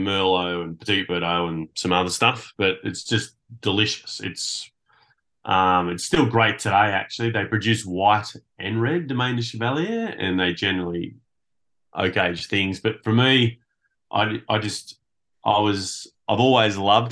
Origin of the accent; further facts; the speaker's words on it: the Hunter, New South Wales, Australia; I was born in the Hunter.